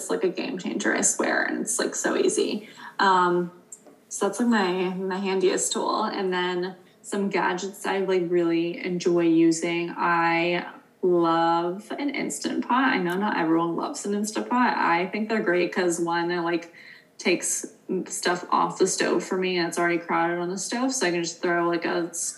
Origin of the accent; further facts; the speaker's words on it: East Coast, United States; now in West Coast, United States; I'm from the East Coast where it's more common. And for the past like 4 years that I've lived out here